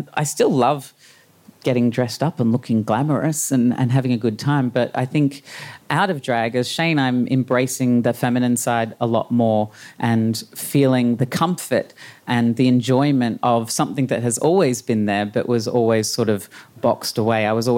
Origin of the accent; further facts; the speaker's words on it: Brisbane, Queensland, Australia; Brisbane in the 80s.